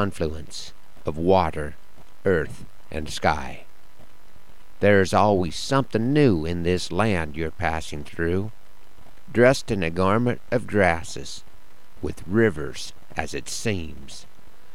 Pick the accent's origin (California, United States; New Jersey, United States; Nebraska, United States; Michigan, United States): Nebraska, United States; Broken Bow; my hometown of Broken Bow